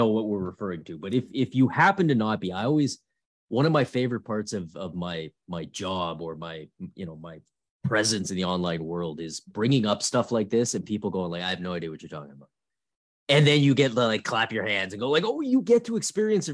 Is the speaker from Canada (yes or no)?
yes; Ottawa, Ontario, Canada; I'm from Ottawa up here.